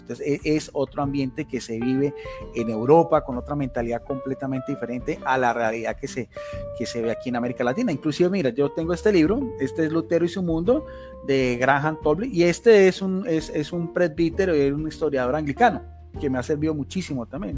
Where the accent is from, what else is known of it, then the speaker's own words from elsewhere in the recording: Colombia; also born or lived in Palmira, Valle del Cauca / Bogotá; soy de Colombia, vivo en, aquí en la ciudad de Palmira, Valle del Cauca, que es al suroeste de, de Colombia.